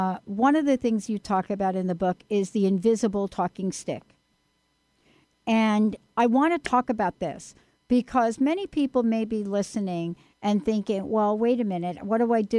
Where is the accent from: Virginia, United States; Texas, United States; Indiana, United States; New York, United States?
New York, United States; New York City; moved away; also born or lived in Plainfield; I'm a girl from the Bronx